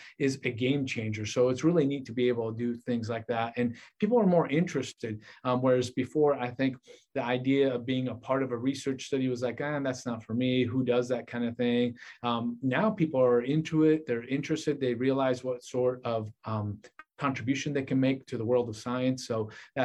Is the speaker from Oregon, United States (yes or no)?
yes; Portland, Oregon, United States; moved away as an adult; also born or lived in Vancouver, Washington / Philadelphia, Pennsylvania / Washington, D.C.; now in Hattiesburg, United States; Originally, I'm from Portland, Oregon